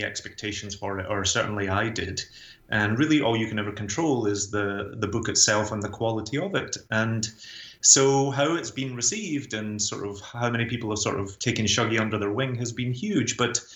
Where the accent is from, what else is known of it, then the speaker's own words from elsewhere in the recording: Glasgow, Scotland, United Kingdom; moved away as an adult; also born or lived in London, United Kingdom; now in New York City, United States; So I grew up in a super deprived area of Glasgow.